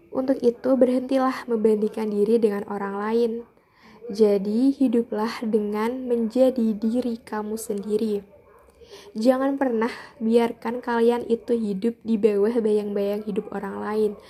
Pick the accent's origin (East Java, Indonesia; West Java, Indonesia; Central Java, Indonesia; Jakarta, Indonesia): Central Java, Indonesia; Jepara; aku dari Jepara.